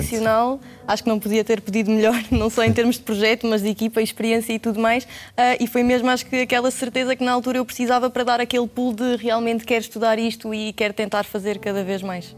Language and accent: Portuguese; Odemira, Alentejo, Portugal; moved away as an adult; now in Lisbon, Portugal; eu sou de Odmira